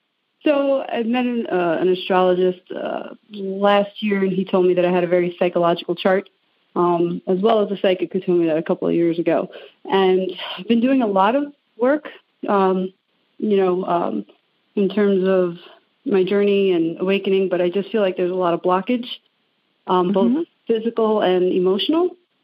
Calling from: Levittown, New York, United States; I'm calling from Levittown, Long Island.

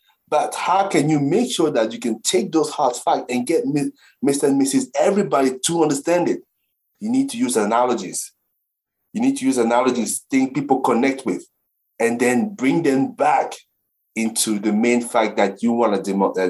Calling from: Brentwood, East of England, United Kingdom; So I'm sitting here in my place in Brentwood in the UK.

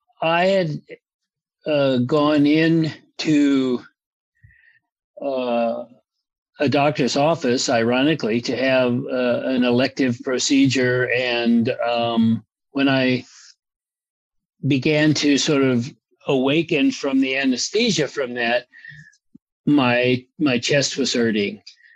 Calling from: Los Angeles, California, United States; Well, I'm at home in good old Los Angeles on the West Side.

